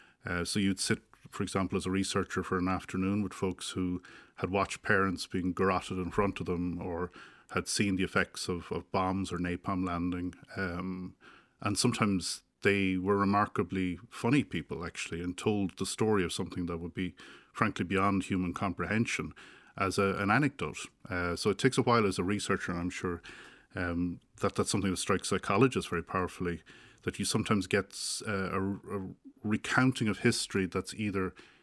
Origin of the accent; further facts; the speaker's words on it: Ireland; especially in Ireland, where there's such a strong literature about memory, and the experience of being Irish, we're quite self-obsessed.